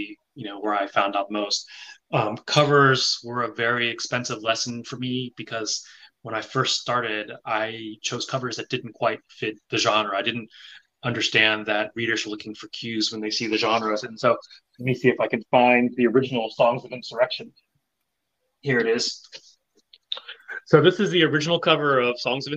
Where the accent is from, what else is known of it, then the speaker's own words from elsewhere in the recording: the South, United States; moved away as an adult; also born or lived in Taiwan / Japan; I grew up in the South at a time when I could count the number of Asians from sixth grade to high school on one hand